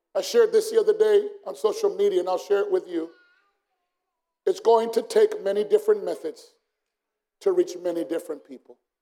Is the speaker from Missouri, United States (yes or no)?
no; Phoenix, Arizona, United States; I'm from South Phoenix, that's how we talk